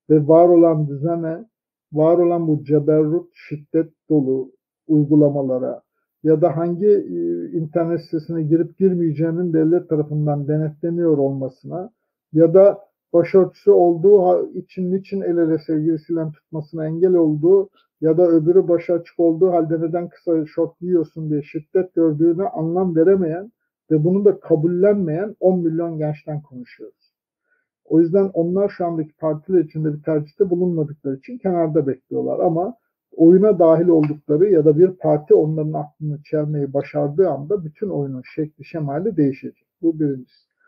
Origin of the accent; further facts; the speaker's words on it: Turkey; ben öyle bir kasabada doğdum büyüdüm ki herkes Sünniydi, herkes Türktü.